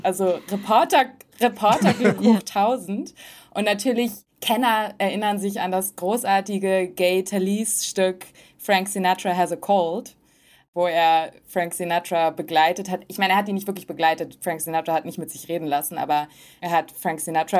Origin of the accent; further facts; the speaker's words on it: Hamburg, Germany; moved away as an adult; now in Los Angeles, United States; aus manchen Gegenden in Hamburg zum Beispiel, wo ich aufgewachsen bin